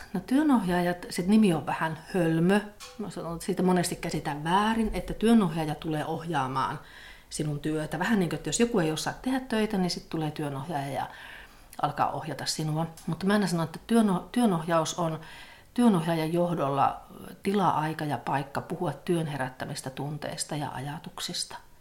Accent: Pello, Lapland, Finland; moved away as an adult; now in Rovaniemi, Finland; minun juuret on siellä Torniokilaaksossa. Että mä olen syntynyt, syntynyt semmoisessa pienessä kylässä Pellon kunnassa ja ja sieltä sitten lähtenyt, lähtenyt opiskelemaan

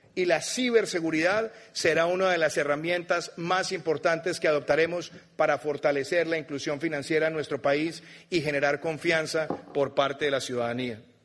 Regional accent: Colombia; como colombiano.

